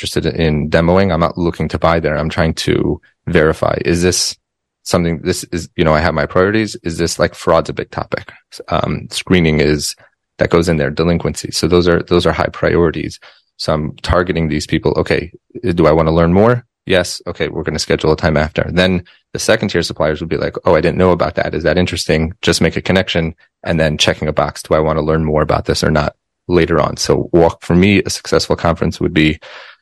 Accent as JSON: {"language": "English", "town": "Denver", "region": "Colorado", "country": "United States", "tie": "born or raised there", "said": "I grew up in Denver, Colorado"}